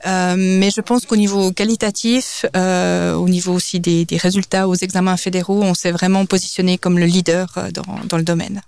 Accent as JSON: {"language": "French", "town": "Biel/Bienne", "region": "Bern", "country": "Switzerland", "tie": "born or raised there", "also_born_or_lived": "New York / Lausanne / Geneva", "moved": "yes", "said": "j'ai grandi à Bienne, je suis d'origine suisse et danoise"}